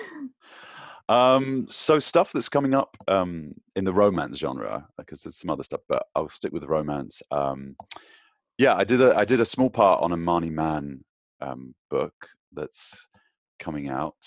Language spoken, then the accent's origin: English; United Kingdom; I'm British